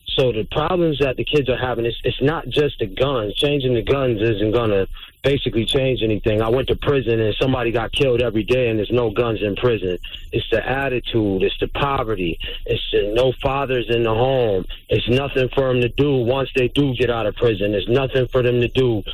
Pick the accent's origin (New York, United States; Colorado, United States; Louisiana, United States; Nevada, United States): New York, United States; Syracuse; I'm from Syracuse, New York